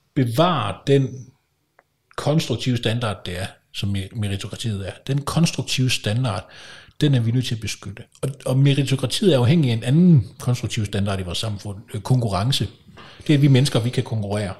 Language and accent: Danish; Kolding, Southern Denmark, Denmark; moved away; jeg kommer fra Kolding oprindeligt